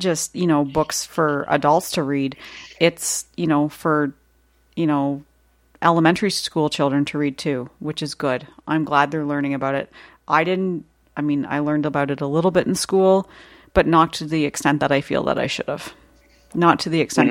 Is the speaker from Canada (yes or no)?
yes; Canada; accent: Canadian; my Canadian accent's